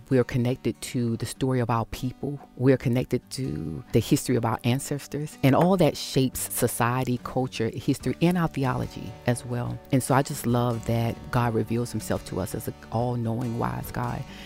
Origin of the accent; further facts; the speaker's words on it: the South, United States; I was raised in the South